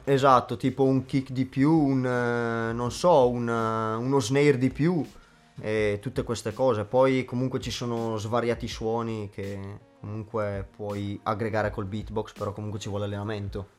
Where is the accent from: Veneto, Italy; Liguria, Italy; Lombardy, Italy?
Lombardy, Italy; Leno; vengo da Leno, in provincia di Brescia